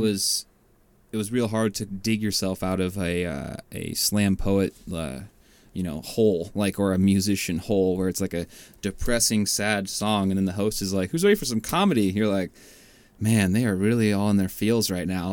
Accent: Washington, United States; moved away as an adult; also born or lived in Bay Area, California; now in California, United States; I am from Washington

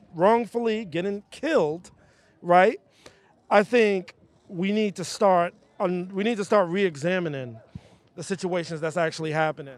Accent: New York City, New York, United States; as a young kid growing up in Bed-Stuy, Brooklyn

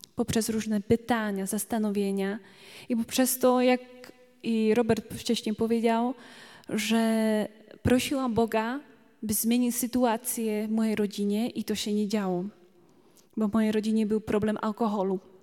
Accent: Slovakia; Polish is a second language; now in Poland; Trochę inaczej mówię, bo jestem Słowaczką tutaj

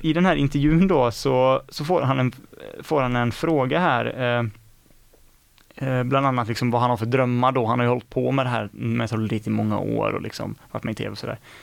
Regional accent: Skene, Västra Götaland, Sweden; i Skene, min hemort

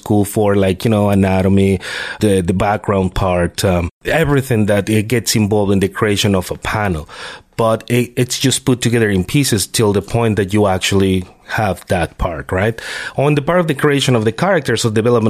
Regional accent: Mexico City, Mexico; moved away as an adult; now in Canada; I'm originally from Mexico. Mexico City, actually, the big city

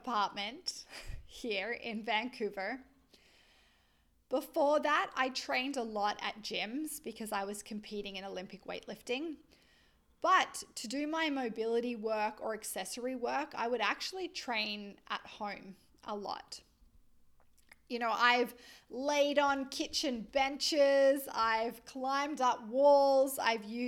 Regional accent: Australia; accent: Australian; my Australian accent

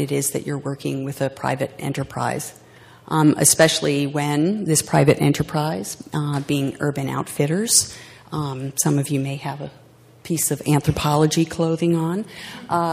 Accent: New Jersey, United States; my home state, the Garden State, as we like to call it, New Jersey

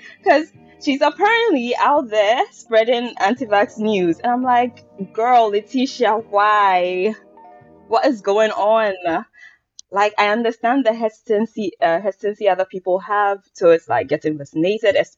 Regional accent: Ghana; moved away; I lived in Ghana for 18 years solid.

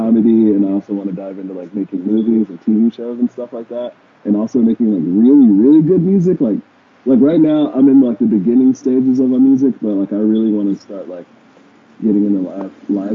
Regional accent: Fayetteville, North Carolina, United States; now in Los Angeles, United States; I'm from Fayetteville, North Carolina, we had a 24-hour Walmart.

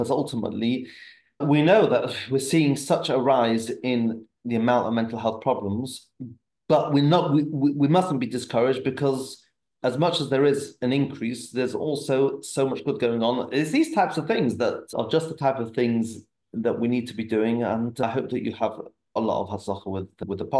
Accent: England, United Kingdom; I'm still an English guy.

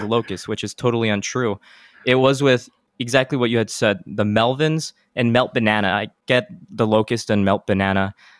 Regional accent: El Paso, Texas, United States; my hometown of El Paso, Texas

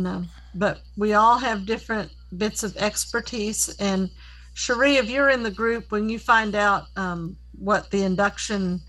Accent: Tennessee, United States; also born or lived in Rhode Island; We went to the school for the blind starting when we were 9 years old

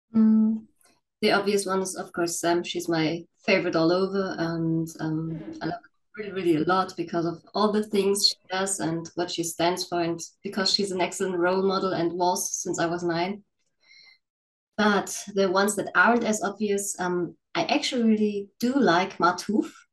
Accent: Northern Germany, Germany; I'm from Germany. Um, well, you all know the cliches about Germany, but I'm from the northern part of Germany

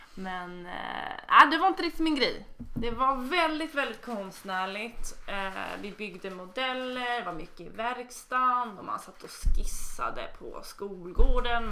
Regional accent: Stockholm, Stockholm County, Sweden; jag kommer från Stockholm

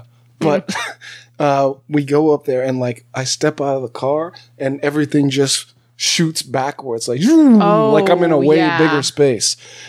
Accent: California, United States; also born or lived in Alabama; I was a guy from California and Alabama.

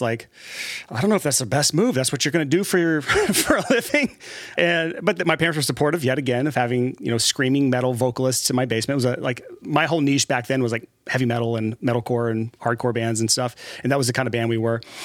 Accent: Alabama, United States; moved away; Born and raised in Alabama, and, uh, somehow made it out of what I call the trap, which is Alabama

